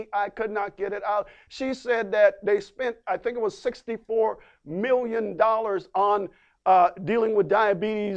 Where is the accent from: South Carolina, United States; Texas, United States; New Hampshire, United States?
South Carolina, United States; the Bible Belt, Southeast; I'm from the Bible Belt. Amen. The Bible Belt. Y'all know the Bible Belt down there in the Southeast region